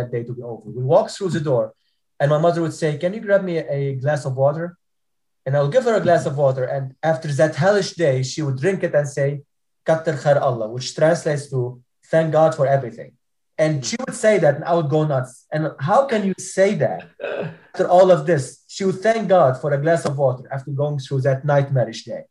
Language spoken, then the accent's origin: English; Lebanon; moved away as an adult; I was born stateless in Lebanon